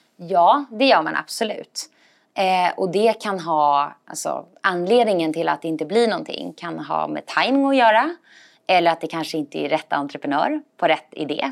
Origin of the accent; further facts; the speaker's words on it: Stockholm, Stockholm County, Sweden; also born or lived in Copenhagen, Denmark; Jag är från Stockholm från början. Eh, och, eh, så jag är uppvuxen här.